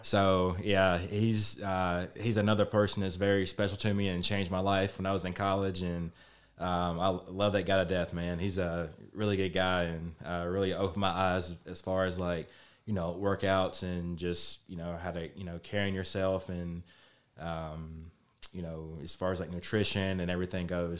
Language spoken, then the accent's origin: English; Lewisburg, Tennessee, United States; I'm from Lewisburg and Lewisburg and Page were big rivals growing up.